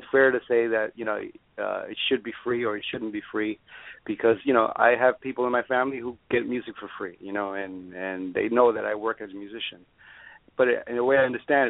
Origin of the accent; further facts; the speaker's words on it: New York City, New York, United States; moved away as an adult; also born or lived in Cuba; now in Miami, United States; I grew up in New York, and like you said before, I did grow up around a very musical family